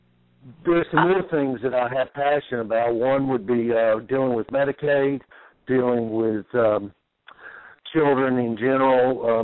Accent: Mobile, Alabama, United States; also born or lived in Texas / Arkansas / Mississippi; now in Indiana, United States; I'm originally from Mobile, Alabama, by way of Texas, Arkansas, Mississippi. Now I'm in Indiana.

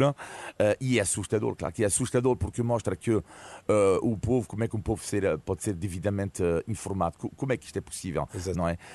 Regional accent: Brittany, France; now in Portugal; uma cidade francesa, vamos lá, onde cresci na Bretanha

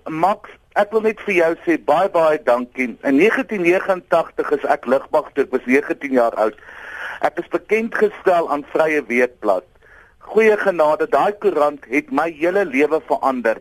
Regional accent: South Africa

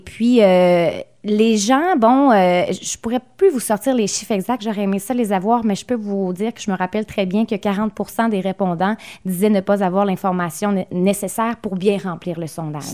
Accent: Gaspésie, Quebec, Canada; Chez nous, en Gaspésie

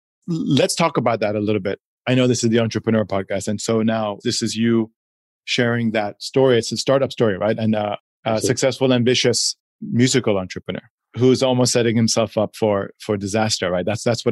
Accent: Hong Kong; also born or lived in Switzerland / United States / Chile / Poland; growing up in Hong Kong high school and Switzerland college in the States, lived and worked in Chile, Poland, Czech Republic, China, India, Dubai.

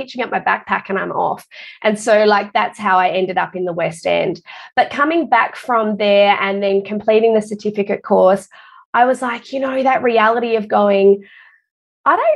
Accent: Perth, Western Australia, Australia; moved away as an adult; now in Queensland, Australia; I'm actually originally from Perth

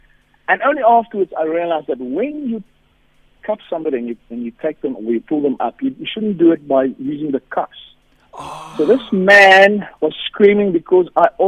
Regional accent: South Africa; I, being a South African white guy

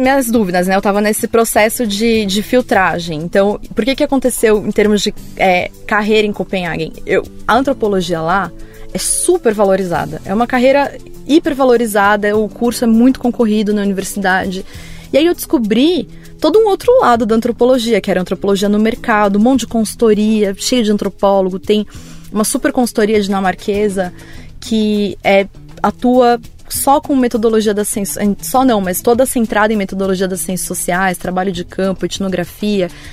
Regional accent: Vinhedo, São Paulo, Brazil; eu sou de São Paulo, mas eu cresci em Vinhedo, que é aqui no interior de São Paulo

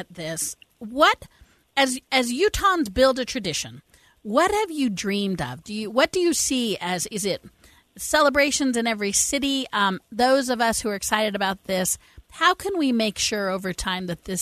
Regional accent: Denver, Colorado, United States; moved away; I'm from Denver

